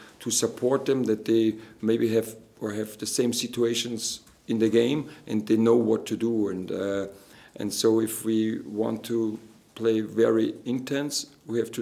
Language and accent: English; Austria; moved away; from Austria